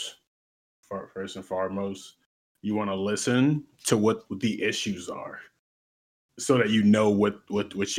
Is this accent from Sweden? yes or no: no; United States; where I was born. And, you know, that's America